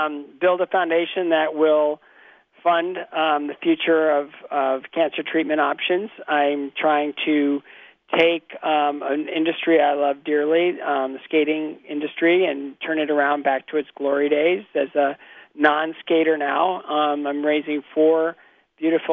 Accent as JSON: {"language": "English", "town": "Bowling Green", "region": "Ohio", "country": "United States", "tie": "born or raised there", "also_born_or_lived": "Toledo, Ohio", "said": "adopted at 6 weeks of age by a couple of school teachers in Bowling Green, Ohio"}